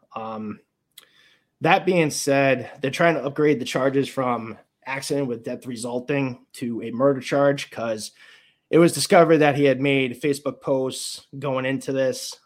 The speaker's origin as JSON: {"language": "English", "town": "Warwick", "region": "Rhode Island", "country": "United States", "tie": "born or raised there", "said": "my hometown of Warwick, Rhode Island"}